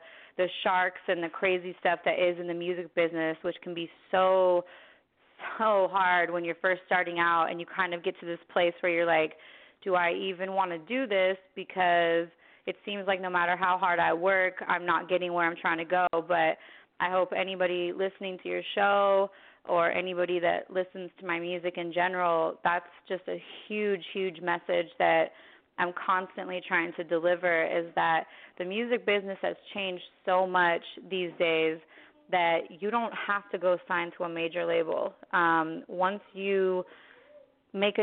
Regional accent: San Francisco Bay Area, California, United States; moved away as an adult; also born or lived in Queens, New York / Santa Rosa, California; now in Los Angeles, United States; I'm calling from LA right now, but I'm originally from the Bay, which San Francisco Bay Area, all over it

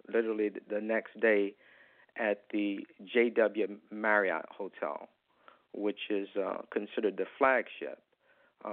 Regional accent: Wilmington, North Carolina, United States; moved away as an adult; now in Washington, D.C., United States; I grew up in Wilmington

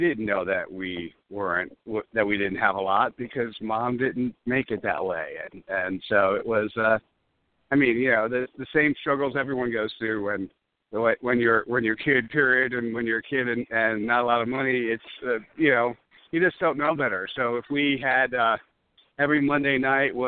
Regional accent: New Jersey, United States; also born or lived in Brooklyn, New York; I grew up on the East Coast, born in Brooklyn, raised in New Jersey

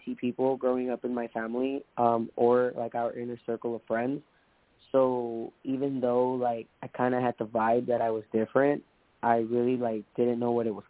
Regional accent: Long Beach, California, United States; I was born in Long Beach.

